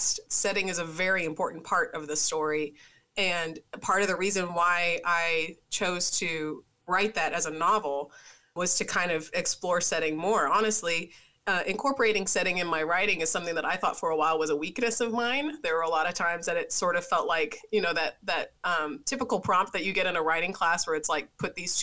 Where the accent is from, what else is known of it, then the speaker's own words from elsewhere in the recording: Tennessee, United States; I'm from Tennessee.